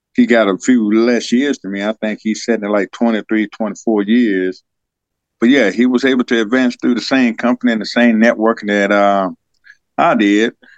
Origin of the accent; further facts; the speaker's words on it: Senoia, Georgia, United States; also born or lived in Germany; I was born and raised right here in Georgia